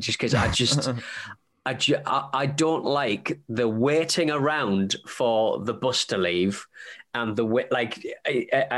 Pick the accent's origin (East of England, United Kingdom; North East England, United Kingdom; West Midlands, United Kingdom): North East England, United Kingdom; Hartlepool; moved away; I'm from Hartlepool